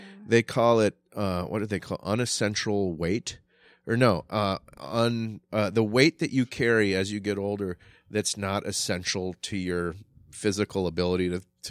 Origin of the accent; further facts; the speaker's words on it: Wisconsin, United States; moved away as an adult; also born or lived in Chicago; now in Minnesota, United States; I was born in Chicago and moved to Wisconsin when I was about 2.5.